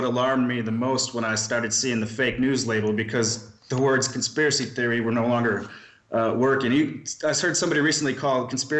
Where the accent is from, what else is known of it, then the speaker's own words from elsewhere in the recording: Milwaukee, Wisconsin, United States; moved away; also born or lived in Maricopa County, Arizona; I'm 39 years old. I'm a private investigator. I grew up in Milwaukee, Wisconsin. I became a skeptic early on. I'm Jewish